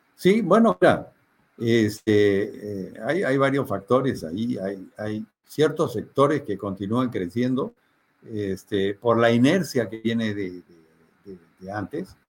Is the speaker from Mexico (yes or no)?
no; Peru